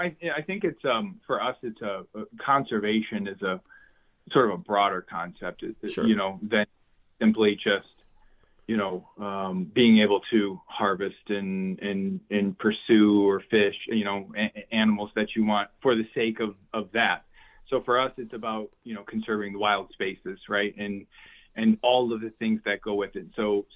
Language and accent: English; Wisconsin, United States; I grew up in Wisconsin, hunting and deer hunting and fishing and my first memories are in the woods